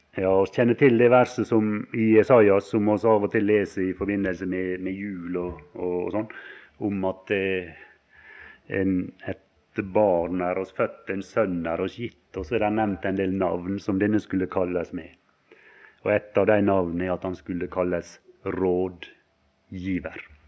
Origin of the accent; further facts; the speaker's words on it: Valdres, Innlandet, Norway; det var folk hjemme på Valdres